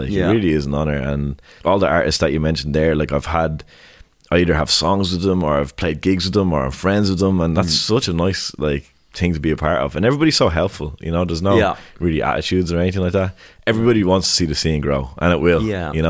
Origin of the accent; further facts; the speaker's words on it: Dublin, County Dublin, Ireland; I grew up in Blanche in Clonsilla. Like, there's lads 2 doors down from me that talk like, oh boy, what's the story, do you know what I mean? But my accent was never really like